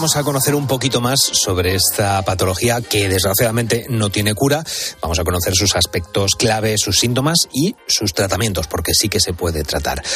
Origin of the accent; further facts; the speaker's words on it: Spain; nosotros como españoles que somos